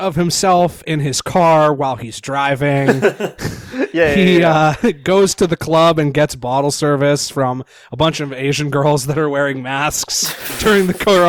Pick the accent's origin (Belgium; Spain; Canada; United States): Canada; Nanaimo, British Columbia; Yes, I did. I grew up in Nanaimo, my dude.